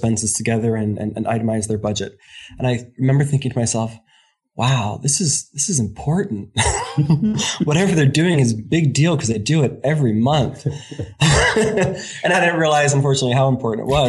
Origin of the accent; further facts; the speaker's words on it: Warminster, Pennsylvania, United States; moved away; we were living just outside of Philadelphia.